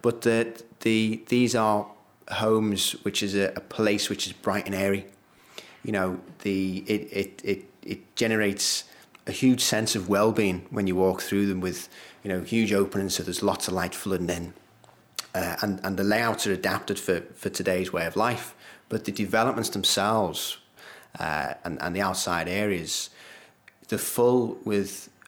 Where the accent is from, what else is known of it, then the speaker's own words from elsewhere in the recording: Liverpool, North West England, United Kingdom; it's my hometown as well